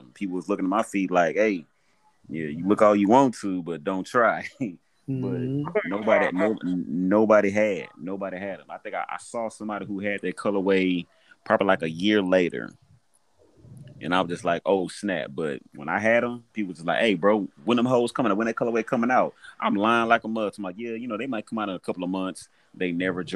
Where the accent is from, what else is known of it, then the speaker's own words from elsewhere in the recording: Houston, Texas, United States; I grew up in South Park, raised up on the Southeast